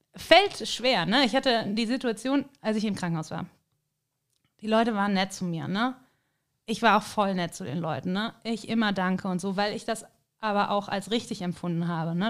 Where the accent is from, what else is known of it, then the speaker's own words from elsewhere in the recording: Cologne, North Rhine-Westphalia, Germany; moved away as an adult; also born or lived in Hamburg / Kiel; now in St. Johann in Tirol, Austria; Und natürlich komme ich ja eben aus dem Rheinland, aus Köln.